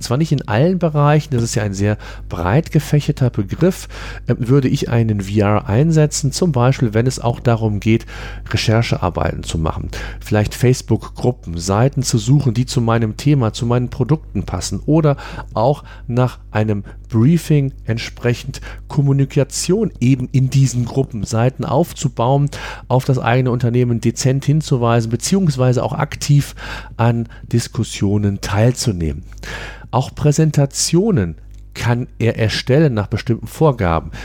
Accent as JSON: {"language": "German", "country": "Germany", "said": "bei uns in Deutschland"}